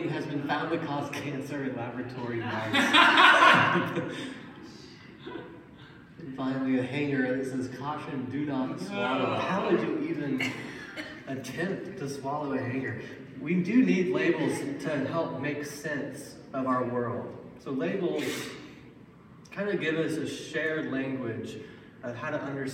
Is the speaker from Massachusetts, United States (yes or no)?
no; Little Rock, Arkansas, United States; I was born in Little Rock, Arkansas.